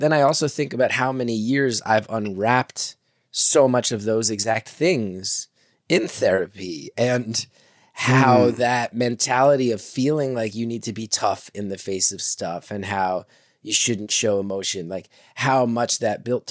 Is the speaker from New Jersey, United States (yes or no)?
yes; New Jersey, United States; when we were growing up in Jersey